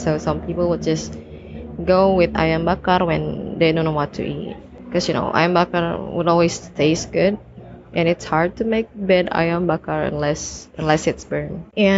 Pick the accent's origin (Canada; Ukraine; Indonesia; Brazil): Indonesia; I'm from Indonesia.